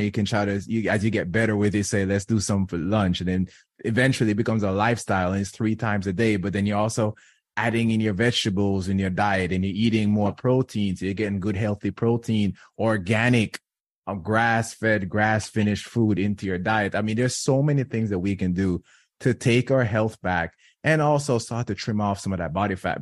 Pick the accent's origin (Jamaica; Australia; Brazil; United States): Jamaica; I'm from, born and raised in Jamaica